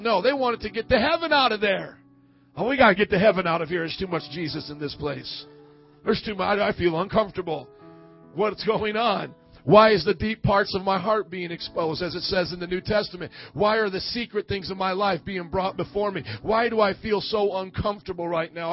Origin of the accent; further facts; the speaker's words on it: Fort Wayne, Indiana, United States; my hometown of Fort Wayne, Indiana